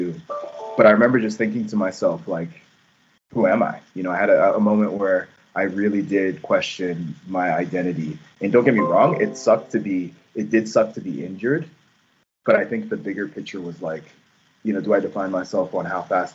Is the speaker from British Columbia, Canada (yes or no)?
no; Calgary, Alberta, Canada; moved away as an adult; now in Toronto, Canada; growing up in Calgary